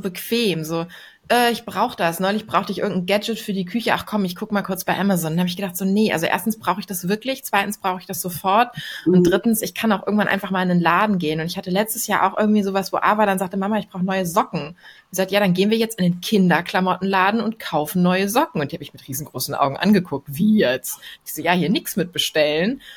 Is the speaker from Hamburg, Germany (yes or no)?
yes; Hamburg, Germany; als Hamburgerin